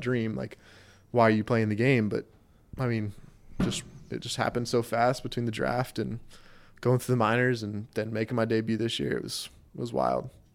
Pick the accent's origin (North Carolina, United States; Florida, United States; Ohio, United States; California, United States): North Carolina, United States; Raleigh; also born or lived in Wilmington, North Carolina; I grew up in Raleigh, then moved down here for school